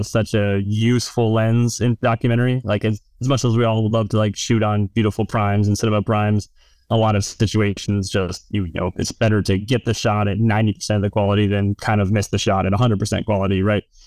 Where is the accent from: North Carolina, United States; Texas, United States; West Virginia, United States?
West Virginia, United States; also born or lived in Tennessee / Kentucky; I'm from West Virginia